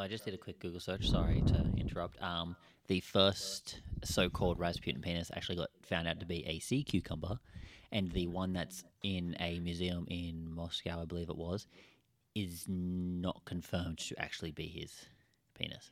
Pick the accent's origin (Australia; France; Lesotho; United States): Australia; We're Australian